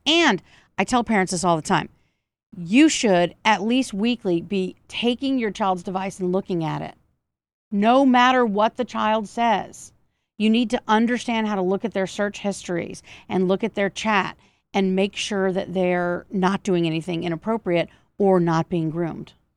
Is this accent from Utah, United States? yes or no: no; Georgia, United States; some of it is in Georgia, my home state